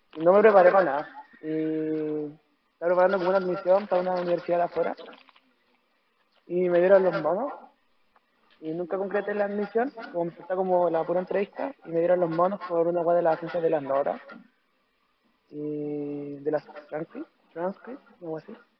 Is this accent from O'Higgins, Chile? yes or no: yes; Rancagua, O'Higgins, Chile; soy de Rancagua